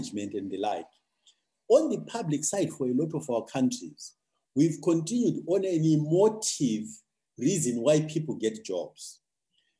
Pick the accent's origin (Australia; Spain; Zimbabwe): Zimbabwe; my own country because ultimately that's the country I know best. I think Zimbabwe